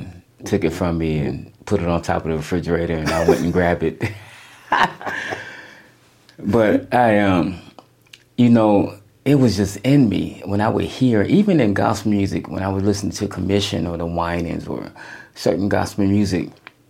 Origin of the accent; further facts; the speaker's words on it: Phoenix, Arizona, United States; me being born and raised in Phoenix